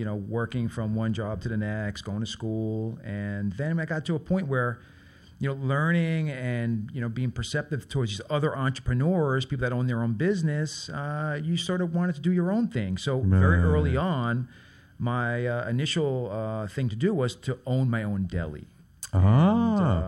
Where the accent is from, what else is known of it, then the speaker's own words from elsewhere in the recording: New York City, New York, United States; growing up in Brooklyn and being in a working-class neighborhood